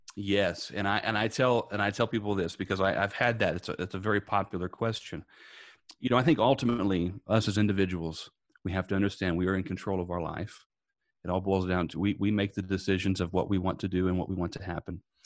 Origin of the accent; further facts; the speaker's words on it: Indiana, United States; moved away as an adult; now in Tampa, United States; I'm originally from Indiana. I now live in Tampa, Florida. Uh, but growing up in Indiana